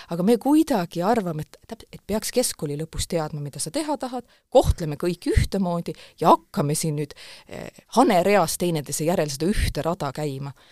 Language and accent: Estonian; Pajusti, Lääne-Viru County, Estonia; moved away as an adult; also born or lived in Tartu / Tallinn; mina kasvasin üles Lääne-Virumaal Pajustis